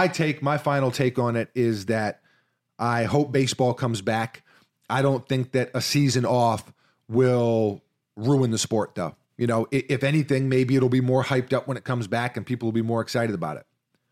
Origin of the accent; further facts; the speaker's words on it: Midwest, United States; Growing up in the Midwest, we had convenience stores, and our local convenience store was called Tom Thumb.